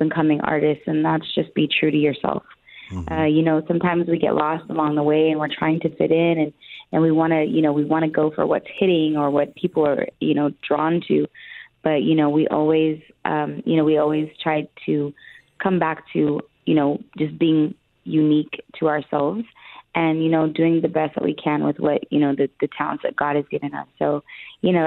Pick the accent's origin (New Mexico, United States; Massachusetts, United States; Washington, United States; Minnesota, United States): New Mexico, United States; Albuquerque; moved away; also born or lived in Texas; I was born and raised in Albuquerque, New Mexico